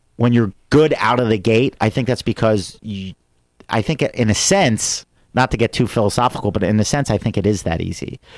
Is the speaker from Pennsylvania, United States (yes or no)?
yes; Philadelphia, Pennsylvania, United States; moved away as an adult; now in Sherman Oaks, United States